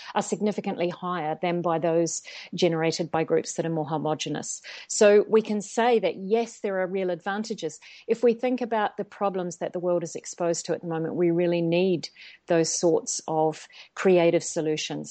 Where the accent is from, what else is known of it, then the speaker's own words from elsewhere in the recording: New Zealand; moved away as an adult; also born or lived in Australia / China; I'm originally from New Zealand, if the accent isn't already showing